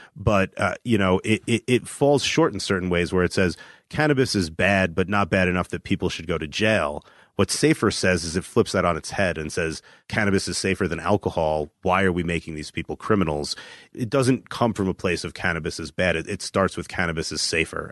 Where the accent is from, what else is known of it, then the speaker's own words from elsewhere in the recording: New Jersey, United States; moved away; we're both from New Jersey